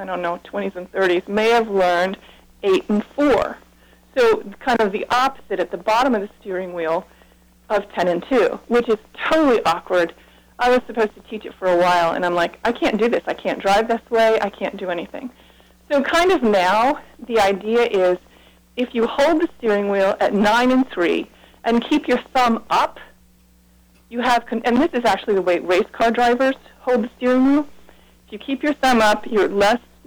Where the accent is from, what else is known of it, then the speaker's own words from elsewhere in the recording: Webster, New York, United States; moved away as an adult; also born or lived in Holland, Michigan / Kansas / Columbia, Maryland; I grew up in Webster, New York